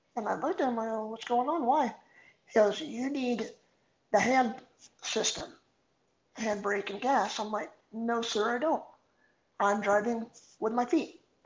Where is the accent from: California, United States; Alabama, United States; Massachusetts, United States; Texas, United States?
California, United States; Artesia; I grew up in a small town called Artesia. Um, born and raised, still here